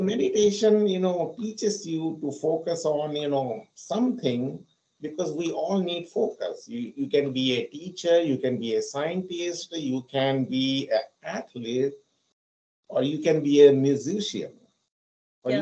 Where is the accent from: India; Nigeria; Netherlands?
India; moved away as an adult; also born or lived in London; now in United States; So I'm basically from India and I have lived there for 26 years. I came to US in 2008 and I have been living here for the past 14 years.